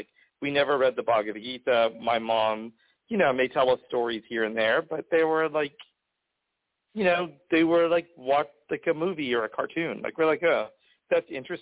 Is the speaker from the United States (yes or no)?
yes; Oklahoma City, Oklahoma, United States; moved away; also born or lived in Los Angeles; I grew up in Oklahoma City, to be exact, from two Indian parents from India